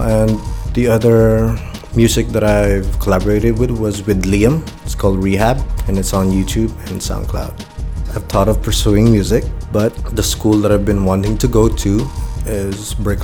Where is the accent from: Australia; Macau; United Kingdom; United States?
Macau; also born or lived in Philippines; I was born here in Macau, but I'm from the Philippines. I've been living in Macau since birth.